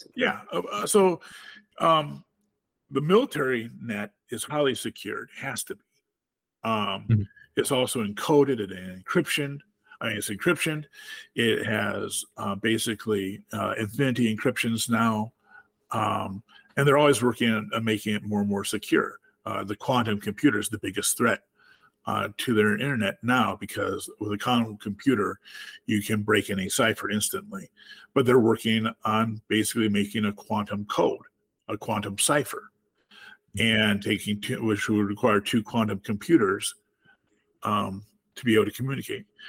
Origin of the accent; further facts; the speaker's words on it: Platteville, Wisconsin, United States; I'm from Platteville, Wisconsin, which is a college town in a rural in rural in southwest Wisconsin.